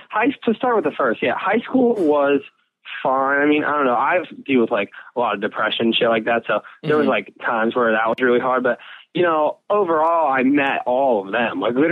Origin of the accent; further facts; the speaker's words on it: Chicago, Illinois, United States; also born or lived in Milwaukee; I was born in Chicago, and then my parents had me when we were like, they were like my age, like now